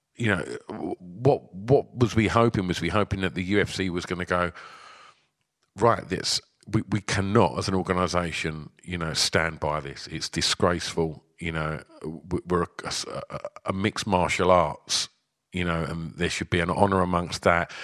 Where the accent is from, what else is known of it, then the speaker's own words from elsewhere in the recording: United Kingdom; as two British lads